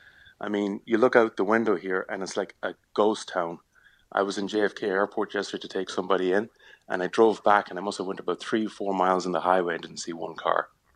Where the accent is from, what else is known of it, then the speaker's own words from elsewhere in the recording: Cork, Munster, Ireland; now in Pelham, United States; I'm from Cork.